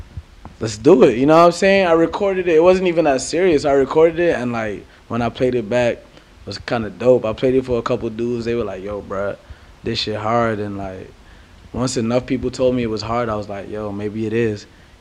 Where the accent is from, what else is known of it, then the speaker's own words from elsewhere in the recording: Nigeria; also born or lived in London; now in Atlanta, United States; I'm coming from Nigeria / London to Atlanta. That's America.